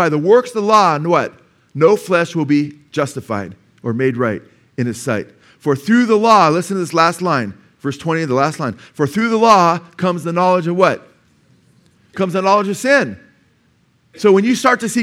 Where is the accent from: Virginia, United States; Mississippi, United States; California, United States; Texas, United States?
California, United States; Simi Valley; I was born in Simi Valley, you know, at a doctor's office before they had the community hospital up there, Simi Valley Hospital.